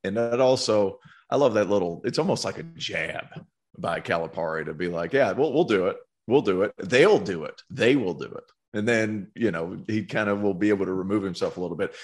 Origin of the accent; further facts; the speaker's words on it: Tennessee, United States; growing up in Tennessee